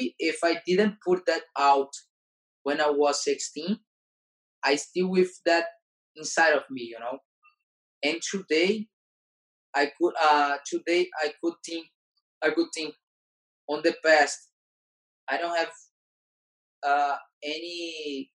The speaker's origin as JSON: {"language": "English", "town": "Fortaleza", "region": "Ceará", "country": "Brazil", "tie": "born or raised there", "second_language": "English", "moved": "yes", "said": "when I came back to my hometown, Fortaleza"}